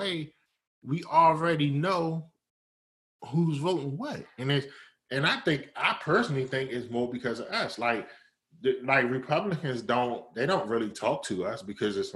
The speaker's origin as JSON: {"language": "English", "region": "Maryland", "country": "United States", "tie": "born or raised there", "moved": "yes", "lives_now": "California, United States", "said": "I grew up in Maryland"}